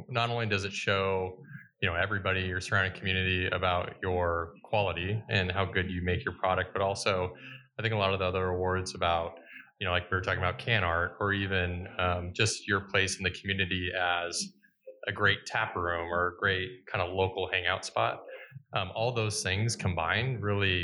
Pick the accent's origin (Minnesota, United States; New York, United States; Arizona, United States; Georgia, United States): Arizona, United States; Phoenix; also born or lived in Portland, Oregon; I'm from the Valley